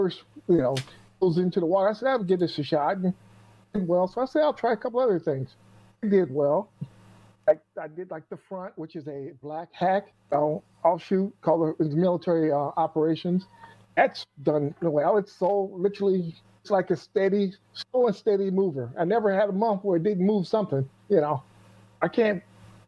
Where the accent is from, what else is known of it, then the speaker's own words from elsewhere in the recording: Michigan, United States; now in Quad Cities, United States; I grew up in Michigan. I'm in Iowa now.